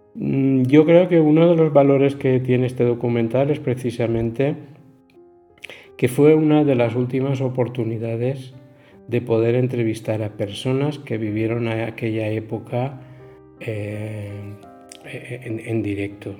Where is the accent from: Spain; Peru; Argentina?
Spain; Alcoy, Valencian Community; Nací en Alcoy